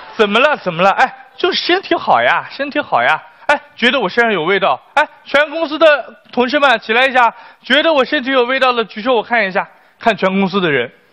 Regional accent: China; 我们中国人

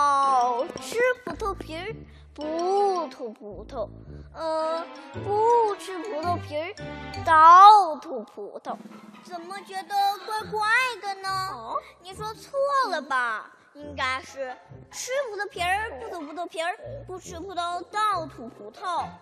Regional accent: Changchun, Jilin, China; 我们俩是一对可爱的双胞胎姐妹。我们来自吉林省长春市，今年六岁啦。

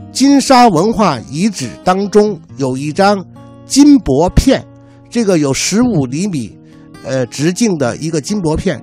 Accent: China; 由于我们中国人是视死如视生

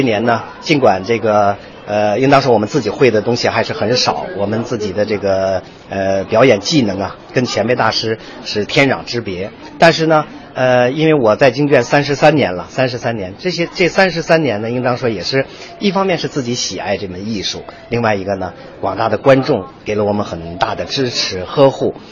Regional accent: China; 我们中国人

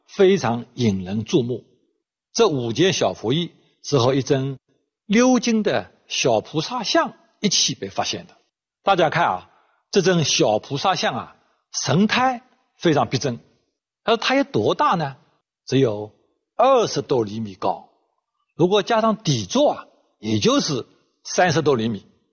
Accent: China; 我们中国人最喜欢的颜色

